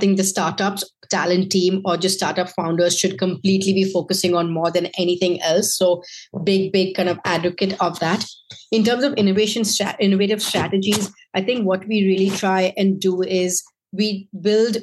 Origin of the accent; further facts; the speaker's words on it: India; moved away; I was from India